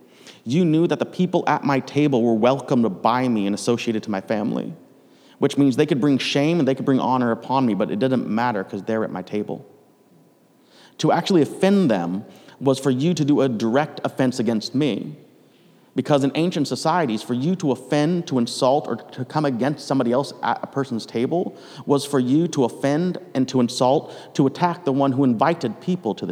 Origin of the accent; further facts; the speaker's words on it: United States; moved away as an adult; now in Canada; I'm American